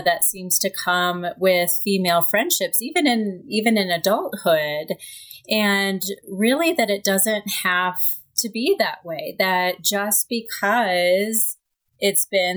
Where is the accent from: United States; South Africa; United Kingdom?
United States; Kansas City; I am from Kansas City. I grew up in Kansas City.